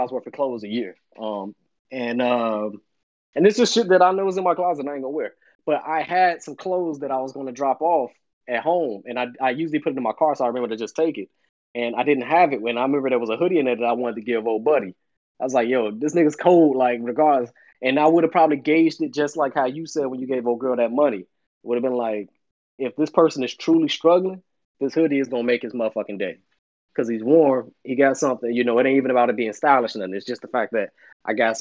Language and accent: English; Chicago, Illinois, United States; I'm from Chicago